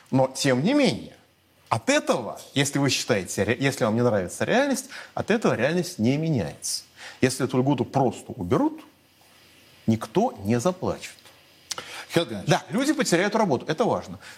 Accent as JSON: {"language": "Russian", "region": "Moscow", "country": "Russia", "said": "я от своей, от своей автомашины, как москвич, избавился"}